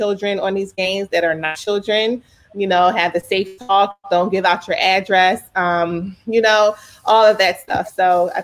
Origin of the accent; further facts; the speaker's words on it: Philadelphia, Pennsylvania, United States; also born or lived in Texas / Pittsburgh; I was born in Texas and then we moved to Philly when I was five. So all I can remember as a child is Philadelphia.